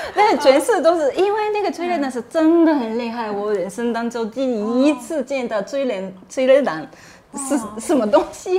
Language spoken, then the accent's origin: Chinese; Japan; Chinese is a second language; 我是日本人